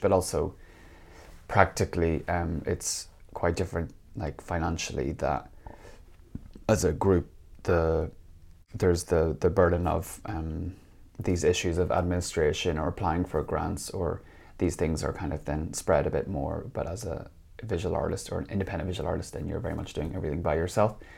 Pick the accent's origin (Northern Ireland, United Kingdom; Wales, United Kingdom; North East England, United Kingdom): Northern Ireland, United Kingdom; moved away as an adult; also born or lived in England / Copenhagen, Denmark; now in Finland; I'm, uh, Northern Irish, uh, which is, um, the northern part of Ireland